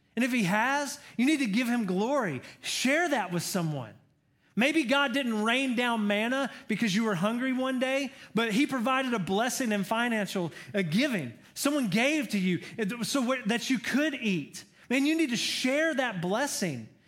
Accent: Georgia, United States; I'm from Georgia. I'm a Georgia boy.

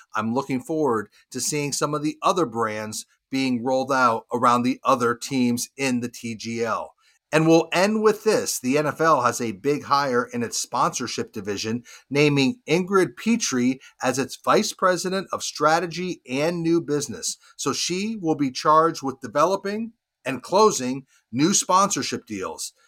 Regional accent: Charlotte, North Carolina, United States; my hometown, Charlotte, North Carolina

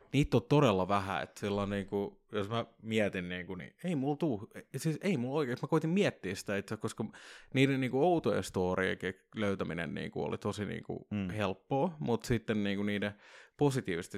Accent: Vantaa, Uusimaa, Finland; mä oon Korsasta

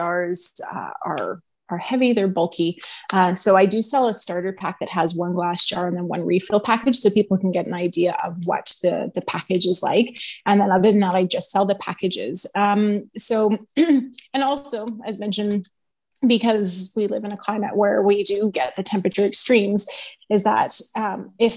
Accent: Edmonton, Alberta, Canada; moved away as an adult; also born or lived in Kamloops, British Columbia; I am born and raised in Edmonton

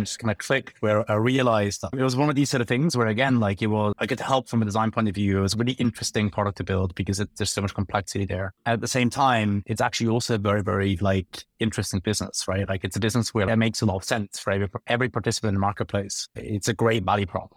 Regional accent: Bern, Switzerland; moved away as an adult; now in London, United Kingdom; I grew up in Switzerland and, and come from, like, the capital, like, Bern

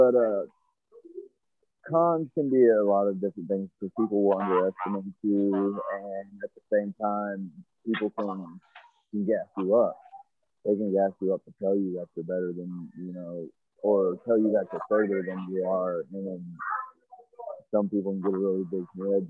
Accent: Georgia, United States; moved away; I was actually born in Georgia.

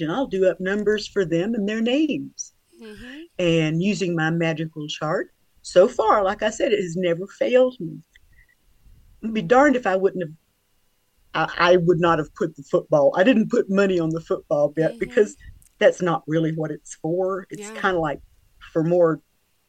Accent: Georgia, United States; I'm from Georgia

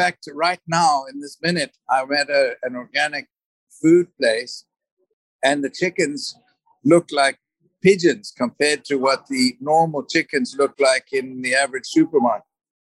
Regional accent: Zimbabwe; born there; I was born in Zimbabwe, and I've lived in 13 different countries

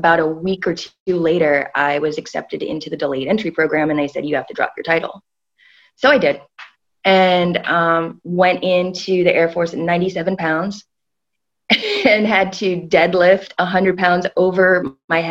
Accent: New York, United States; I was born in New York

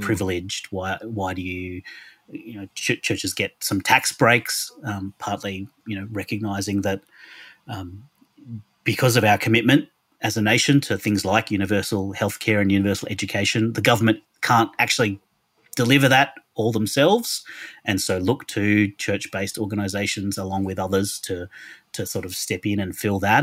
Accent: Australia; accent: Australian; also born or lived in Sydney; now in Melbourne, Australia; I'm an Australian, as you can hear from my accent

